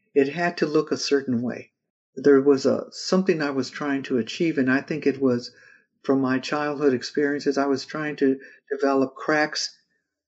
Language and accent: English; California, United States; growing up in California and seeing just fields going forever